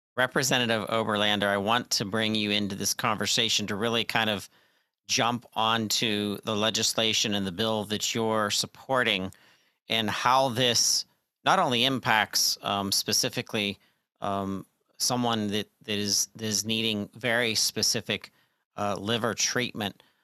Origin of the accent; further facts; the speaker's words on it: Pennsylvania, United States; my home state expertise, um, the great state of Pennsylvania